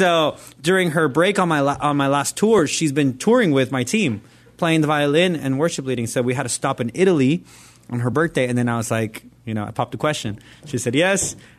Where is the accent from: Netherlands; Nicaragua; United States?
Nicaragua; Like where I grew up in Nicaragua, everything was a sin.